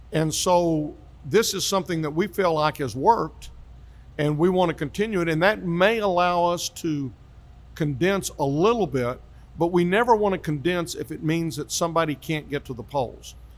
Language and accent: English; Grand Prairie, Texas, United States; also born or lived in Hurst, Texas; I grew up in Grand Prairie, part of Dallas County